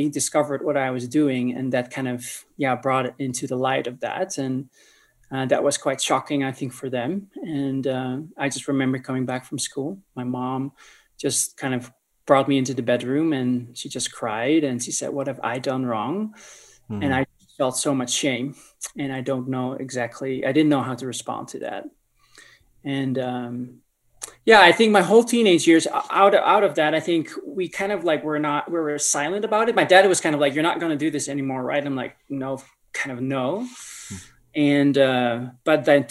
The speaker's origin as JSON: {"language": "English", "region": "North Holland", "country": "Netherlands", "tie": "born or raised there", "moved": "as an adult", "lives_now": "Colorado Springs, United States", "said": "I grew up in the Netherlands, born and raised from parents who were immigrants from Indonesia."}